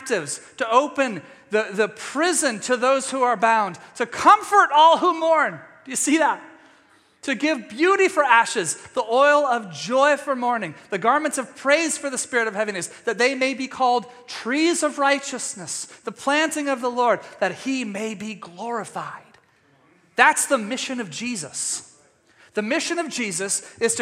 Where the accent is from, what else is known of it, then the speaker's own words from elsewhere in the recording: East Texas, United States; my home state of Texas or East Texas